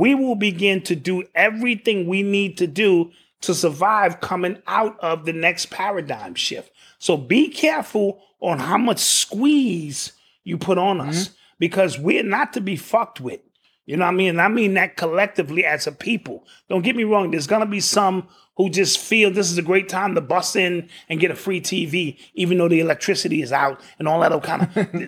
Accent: Queens, New York, United States; Sure, you from Brooklyn, I'm from Queens, Bronx.

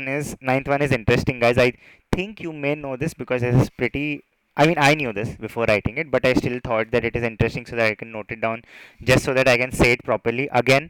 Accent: India; I'm an Indian

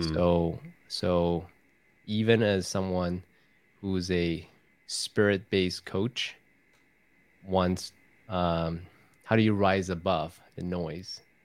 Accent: Taiwan; I was raised in Taiwan from a Confucius teaching background

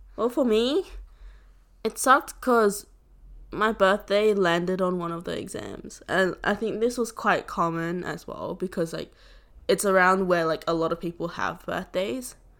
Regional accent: Southern Vietnam, Vietnam; moved away; I'm from the South

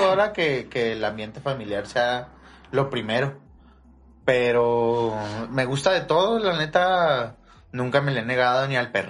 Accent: Ciudad Juárez, Chihuahua, Mexico; Yo soy de aquí de Juárez, 100%.

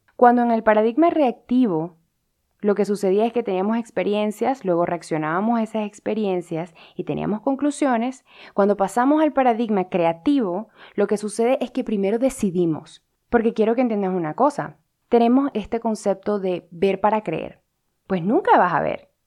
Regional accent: Venezuela; yo como venezolana

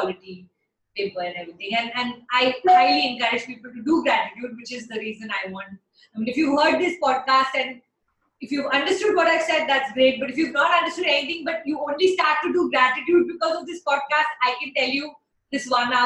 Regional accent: Delhi, India; now in Chennai, India; I'm a Punjabi from Delhi

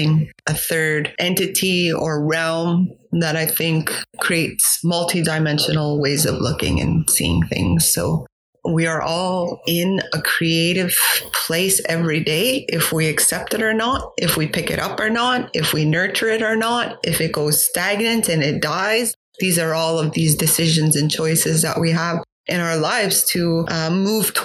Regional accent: Kahnawake, Quebec, Canada; moved away; also born or lived in Algonquin territory; from Gahnawage, which is located in the province of Quebec

